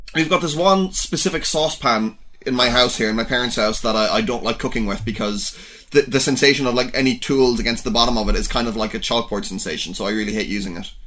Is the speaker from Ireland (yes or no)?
yes; Ireland